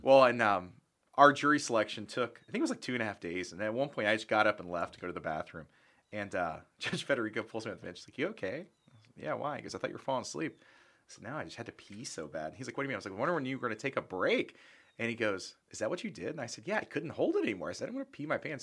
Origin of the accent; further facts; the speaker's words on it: Charleston, West Virginia, United States; also born or lived in Belle, West Virginia / Dupont City, West Virginia; I'm from Charleston, West Virginia. I, I actually started in a place called Bell and then DuPont City